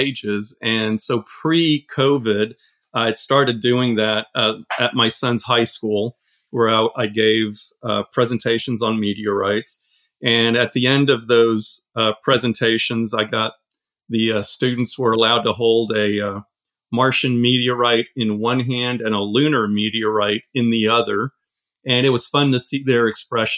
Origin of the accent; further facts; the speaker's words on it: Austin, Texas, United States; also born or lived in France / Silicon Valley; I grew up in Austin. I was originally born in France. And from France in 1976, my family moved to Austin. And as a nine-year-old